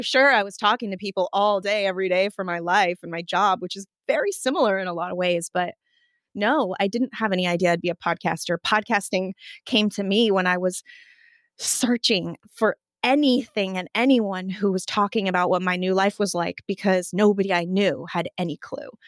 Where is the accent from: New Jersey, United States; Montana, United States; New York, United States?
Montana, United States; moved away; also born or lived in Washington State; growing up in Montana